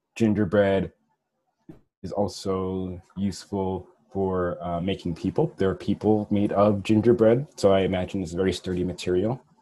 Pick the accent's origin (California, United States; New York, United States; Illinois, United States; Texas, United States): New York, United States; I'm from New York